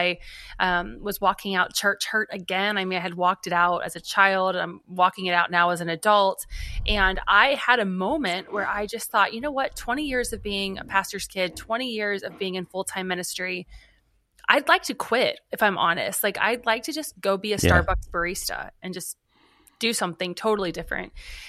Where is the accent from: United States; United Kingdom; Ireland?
United States; Kentucky; Well, you know, we're from Northern Kentucky, Cincinnati area. My husband and I are. So for us, it feels like we're back home.